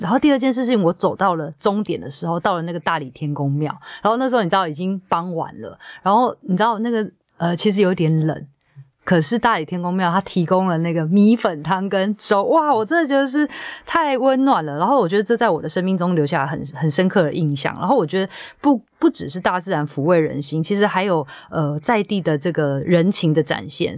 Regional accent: Taiwan; 身为台湾人真的很幸福

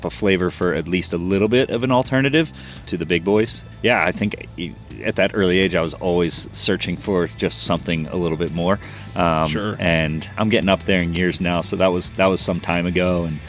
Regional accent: New Jersey, United States; moved away as an adult; also born or lived in the South (US); I grew up in New Jersey.

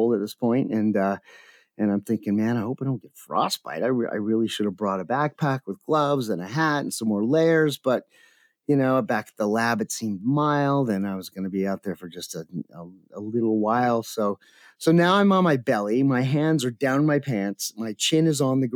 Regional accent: Canada; moved away; also born or lived in Everglades / Cape Cod; I'm Canadian

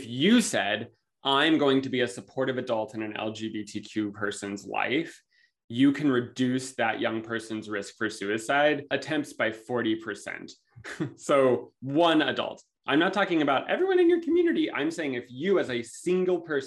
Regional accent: Los Angeles, California, United States; I'm from California, Los Angeles area

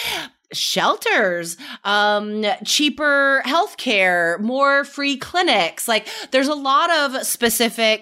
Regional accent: United States; my experience as an American

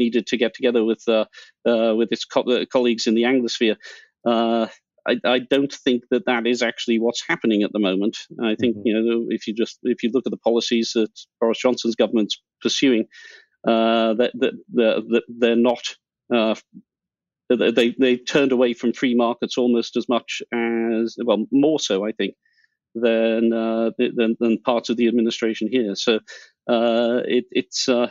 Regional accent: United Kingdom

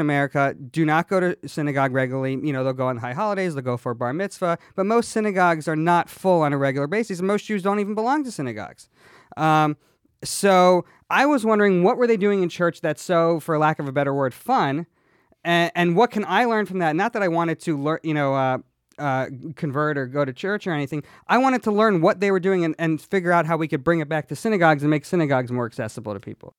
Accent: Atlanta, Georgia, United States; I grew up in the Bible Belt

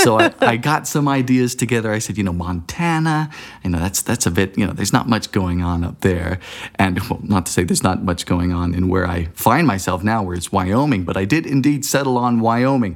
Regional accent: Bermuda; moved away as an adult; now in United States; I was born and raised in Bermuda back in the, you know, the, the dark ages of the nineteen nineties.

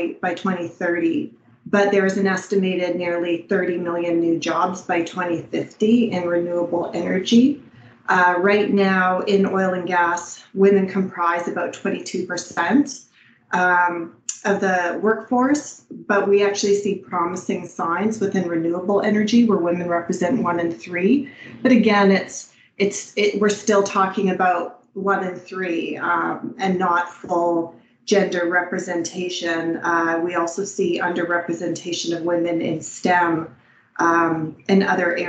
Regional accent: La Ronge, Saskatchewan, Canada; moved away; I'm Cree Métis. I'm originally from LaRonge in Northern Saskatchewan in Canada.

